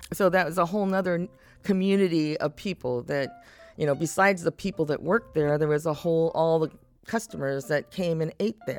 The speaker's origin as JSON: {"language": "English", "town": "Seattle", "region": "Washington", "country": "United States", "tie": "born or raised there", "said": "growing up on Queen Anne Hill"}